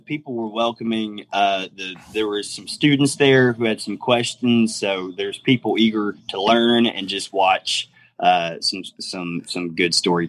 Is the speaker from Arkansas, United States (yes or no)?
yes; Mountain Home, Arkansas, United States; Originally, I'm from Mountain Home, Arkansas.